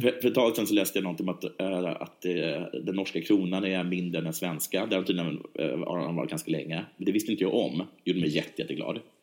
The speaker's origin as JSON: {"language": "Swedish", "country": "Sweden", "said": "vi svenskar"}